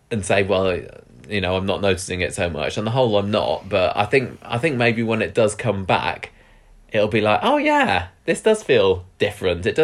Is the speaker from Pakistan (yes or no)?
no; United Kingdom; I could do without all of that. Thank you very much. I'm British after all.